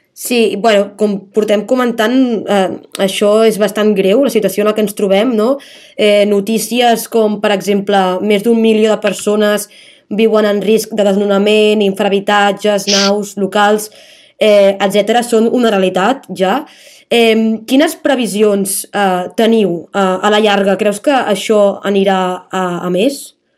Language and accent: Catalan; Palafrugell, Catalonia, Spain; sóc d'un poble, sóc de Palafrugell